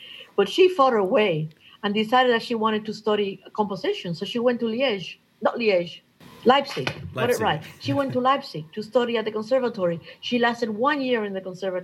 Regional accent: New Orleans, Louisiana, United States; moved away as an adult; also born or lived in Cuba; now in London, United Kingdom; I have an apartment in New Orleans, and I was raised in New Orleans.

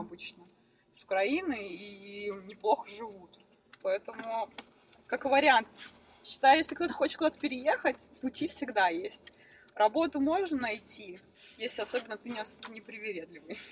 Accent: Krasnoyarsk, Krasnoyarsk Krai, Russia; moved away as an adult; also born or lived in Moscow / Aosta Valley, Italy; now in Italy; я из Красноярска

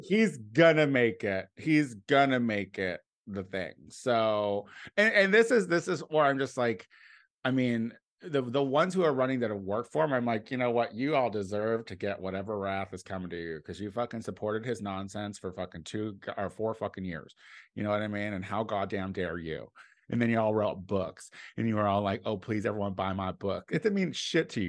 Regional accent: Clinton, Illinois, United States; moved away; my hometown was, uh, like, a little hub of train track connections

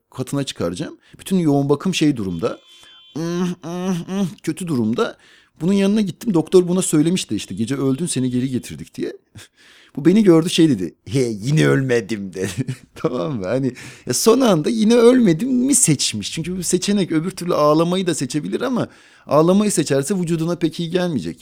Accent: Ankara, Turkey; ben med- demet evlerde doğdum

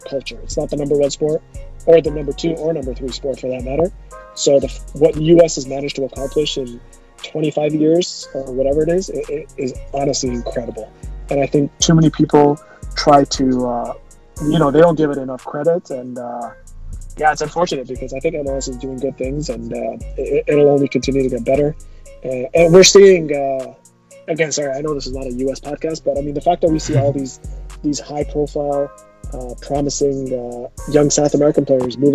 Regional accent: Canada; I grew up in Canada.

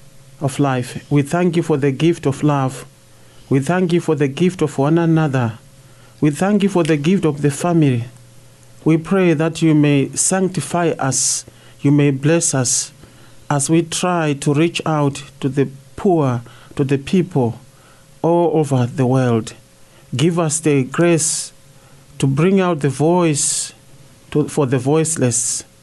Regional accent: Zimbabwe; I'm from Zimbabwe.

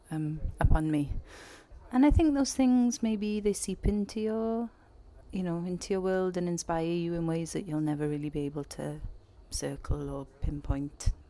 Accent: Wales, United Kingdom; I grew up um, in the middle of nowhere really and would spend my weekends walking my goat in the woods

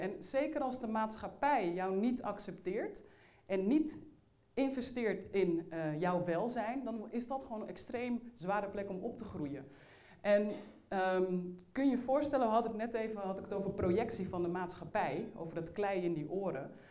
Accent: Uithoorn, North Holland, Netherlands; ik ben opgegroeid in Uithoren. Dat is een plaats niet ver van Amsterdam.

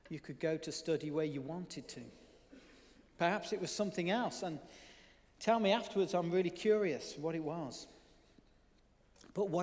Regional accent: Birmingham, West Midlands, United Kingdom; being able to explore the suburban wilds of Birmingham, if you hadn't already worked that out from my accent

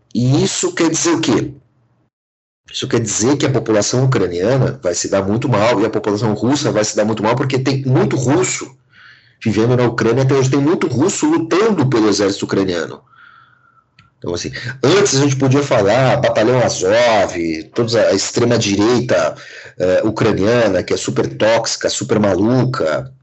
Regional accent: Brazil; sendo brasileiro, sendo cidadão do mundo

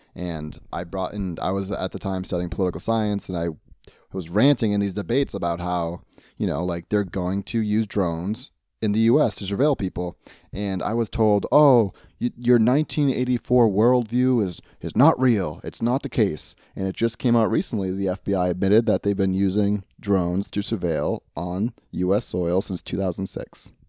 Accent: United States; I'm an American

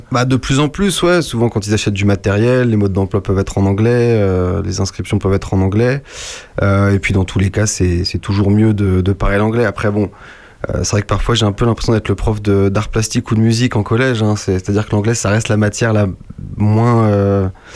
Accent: La Garenne-Colombes, Île-de-France, France; À La Garenne-Colombe

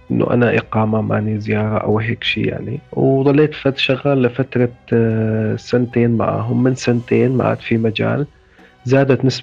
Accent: Izraa, Daraa Governorate, Syria; moved away as an adult; من مدينة إزرع بريف درعا درست اقتصاد بجامعة دمشق آه، اشتغلت بالهلال الأحمر السوري قسم الإسعاف طلعت من سوريا بسنة 2015

